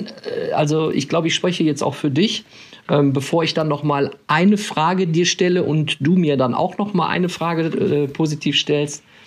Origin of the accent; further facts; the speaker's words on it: Krefeld, North Rhine-Westphalia, Germany; Ich bin in Krefeld groß geworden, das ist ja der Niederrhein